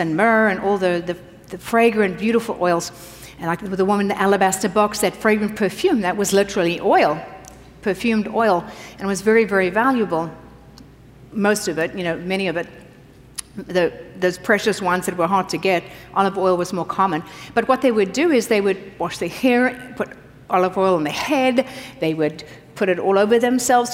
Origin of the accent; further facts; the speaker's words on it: South Africa; moved away; I grew up in South Africa.